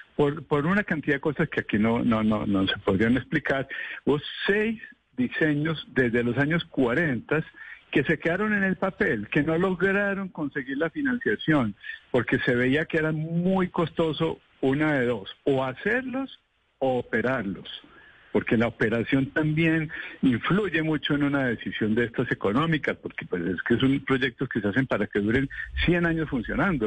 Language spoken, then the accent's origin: Spanish; Bogotá, Colombia; como bogotano